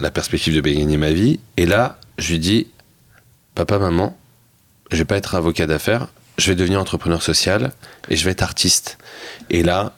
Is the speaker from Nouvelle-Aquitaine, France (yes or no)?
no; Seine-Saint-Denis, Île-de-France, France; je venais de Seine-Saint-Denis